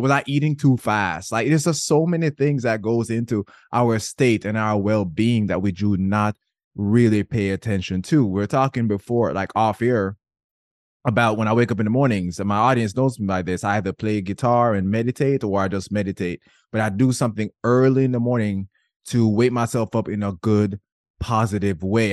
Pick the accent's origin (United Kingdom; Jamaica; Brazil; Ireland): Jamaica; I grew up in Jamaica, men were not allowed to cry